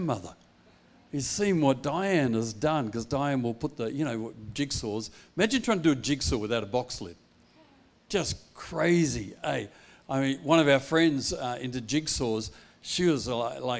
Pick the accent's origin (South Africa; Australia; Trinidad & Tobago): Australia; Perth, Western Australia; also born or lived in Applecross / Bentley / Wilson; I'm Perth born and bred boy